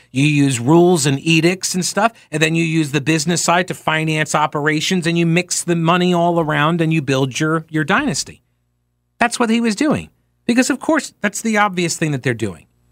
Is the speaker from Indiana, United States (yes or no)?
no; New York, United States; I'm from New York